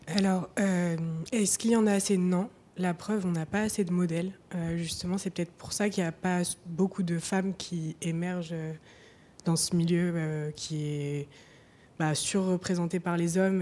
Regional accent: Nancy, Grand Est, France; now in Paris, France; je viens de Nancy, enfin, c'est principalement là où j'ai passé le plus de temps dans ma vie

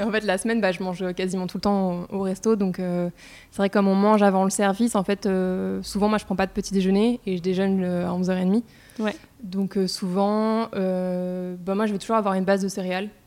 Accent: Paris, Île-de-France, France; also born or lived in Reims; je suis née à Paris et j'ai fait mes études de commerce euh, à Reims. Donc en fait, euh, j'ai passé les trois quarts de ma vie à Paris quand même.

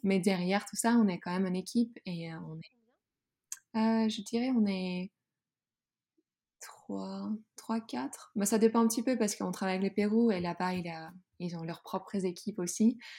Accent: Groningen, Netherlands; French is a second language; moved away as an adult; now in France; j'ai grandi dans une ville tout au nord dans la Hollande qui s'appelle Groningen

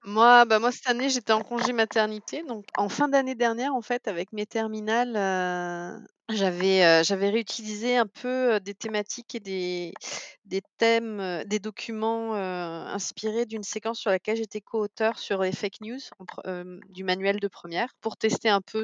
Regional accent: Canada; en tant que Canadienne

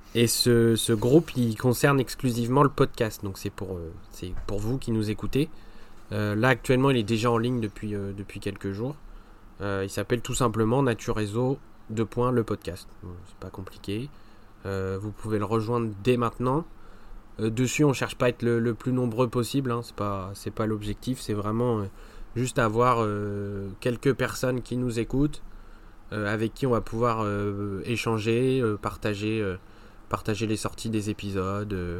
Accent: France; par chez nous en France

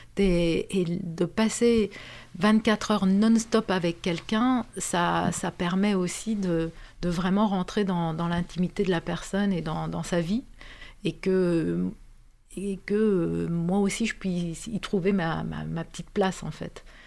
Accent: Romania; moved away as an adult; now in France; je suis née en Roumanie. Comme, euh, comme tu le disais, euh, j'ai vécu, euh, jusqu'à mes dix-huit ans en Roumanie

